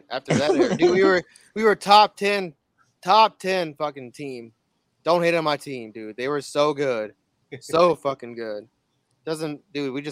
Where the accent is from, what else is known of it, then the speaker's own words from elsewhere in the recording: South Carolina, United States; now in Minnesota, United States; I ain't from Minnesota. I just live here. I'm from South Carolina